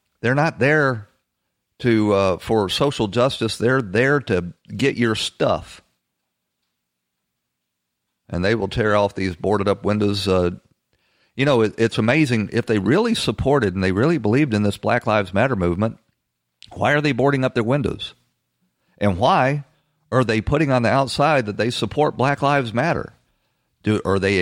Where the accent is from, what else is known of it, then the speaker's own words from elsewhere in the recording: Atlanta, Georgia, United States; my hometown of Atlanta, Georgia